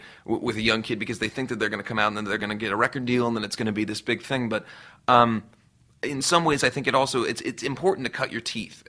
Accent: Cincinnati, Ohio, United States; moved away as an adult; now in Los Angeles, United States; where I grew up in Cincinnati, Ohio

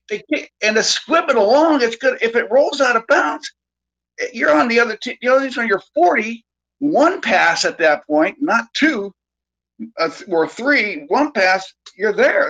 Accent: Bay Area, California, United States; I've been in the Sacramento area for a long time, and I grew up in the Bay Area.

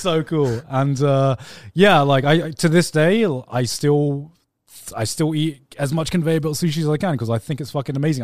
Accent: England, United Kingdom; now in Japan; I'm from England as well

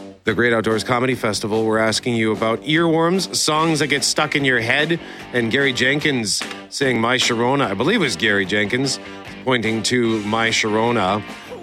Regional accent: Winnipeg, Manitoba, Canada; because I'm from Transcona.

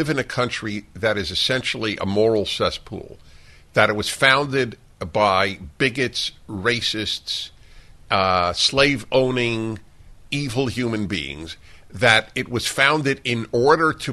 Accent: United States; to be American today and all of my life until today.

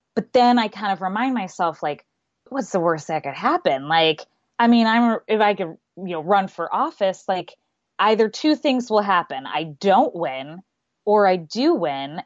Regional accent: Phoenix, Arizona, United States; moved away as an adult; also born or lived in New York City / Seattle; I grew up in Phoenix and I wanted to live in New York City for college

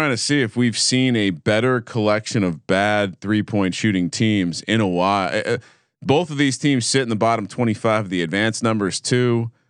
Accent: East Coast, United States; growing like, up in the East Coast, it seems like a normal name

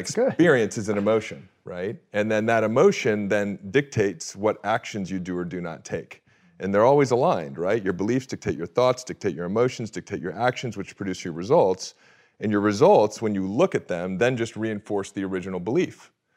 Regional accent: Orange County, California, United States; I grew up in Orange County, California

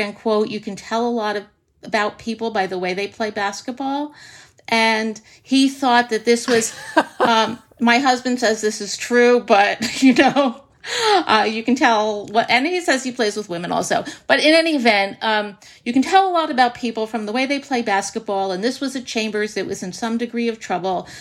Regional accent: Livingston, New Jersey, United States; my hometown of Livingston, New Jersey

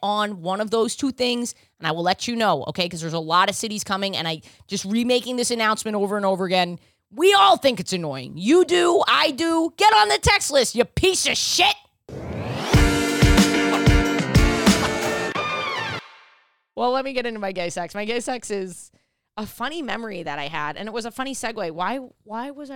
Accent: New York, United States; I grew up in New York.

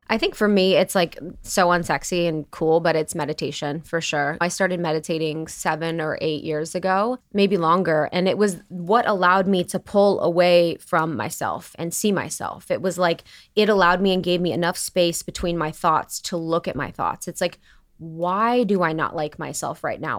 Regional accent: Ohio, United States; growing up in Ohio

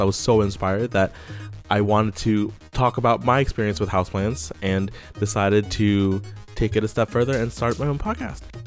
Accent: Syracuse, New York, United States; I'm from Syracuse, New York

